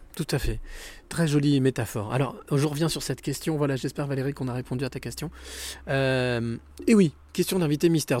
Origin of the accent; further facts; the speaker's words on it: Normandy, France; moi, je suis normand